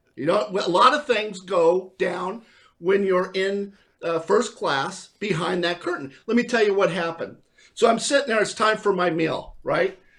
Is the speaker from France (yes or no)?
no; California, United States; I am from California